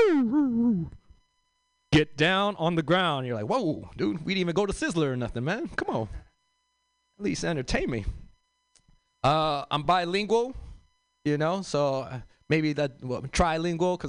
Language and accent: English; Los Angeles, California, United States; I grew up in South Central L.A.